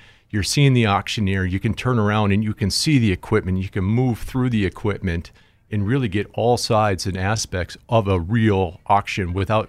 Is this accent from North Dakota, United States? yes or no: yes; Jamestown, North Dakota, United States; now in Fargo, United States; Originally from Jamestown, North Dakota, but I live right here in Fargo, North Dakota.